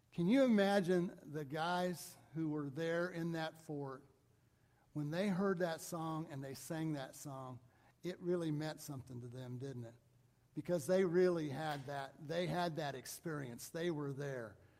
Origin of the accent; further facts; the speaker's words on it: Mount Vernon, United States; a church that I grew up in in Mount Vernon.